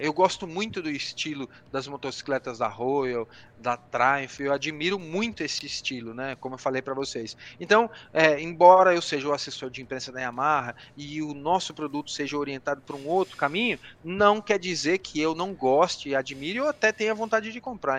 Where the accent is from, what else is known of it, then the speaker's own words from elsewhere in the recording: Brazil; moved away as an adult; also born or lived in London; Sou brasileiro